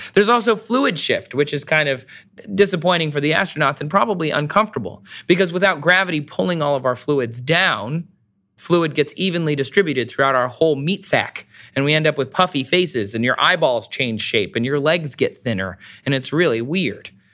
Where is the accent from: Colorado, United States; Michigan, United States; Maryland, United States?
Michigan, United States; I'm from Michigan.